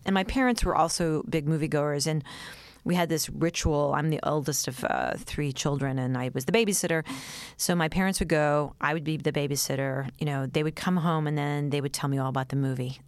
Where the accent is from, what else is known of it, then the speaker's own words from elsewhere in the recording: New York City, New York, United States; I grew up, um, in New York City, in the East Village